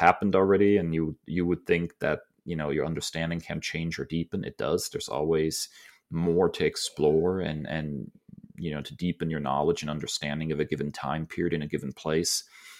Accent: Germany; now in United States; I grew up in Germany and it seemed to be a part of my heritage that I was trying to connect with, you know, my father being originally from the United States.

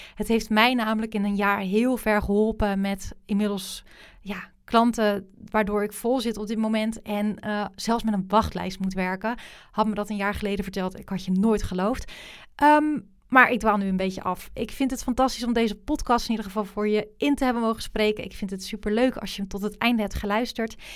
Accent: Rotterdam, South Holland, Netherlands; Rotterdam, waar ik vandaan kom

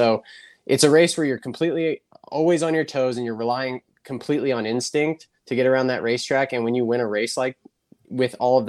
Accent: Lancaster, California, United States; growing up in California, we didn't really have many street races. We had Buffalo Bills, which was kind of a cool temporary deal. And then later came my hometown race, the Lancaster Grand Prix.

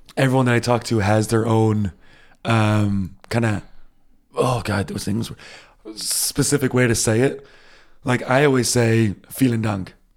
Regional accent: United States; moved away as an adult; now in Germany; I'm American

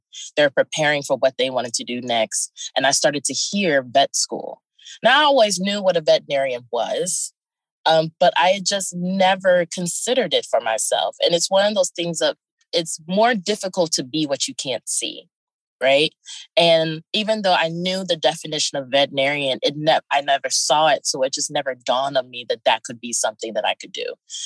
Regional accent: Houston, Texas, United States; I am from Houston, Texas, more particularly Third Ward area.

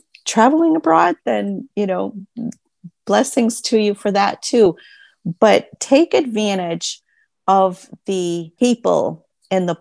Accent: Maine, United States; the state of Maine, which is my home state

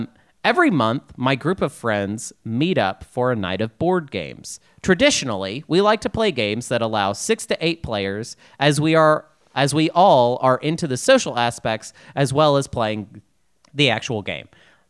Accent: Pine Bluff, Arkansas, United States; born there; I was born in Jefferson County Hospital in Pine Bluff, Arkansas

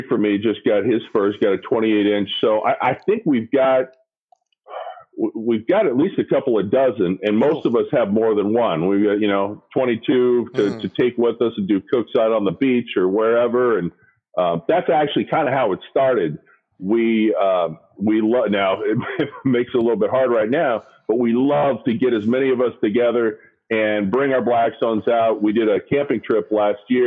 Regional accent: Bay Area, south of San Francisco, California, United States; moved away; born and raised in the Bay Area, a little bit south of San Francisco, about 30 minutes south

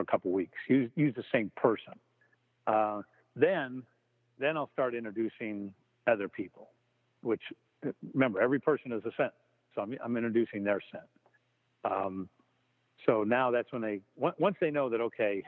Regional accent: Nebraska, United States; now in New York, United States; I live in New York, but I'm originally from Nebraska

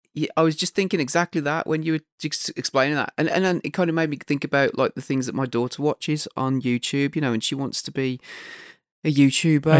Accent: United Kingdom; we're British

